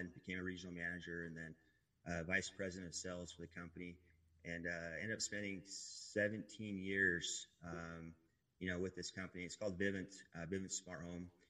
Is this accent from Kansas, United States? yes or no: no; Manti, Utah, United States; I grew up in Utah, a little town called Manti.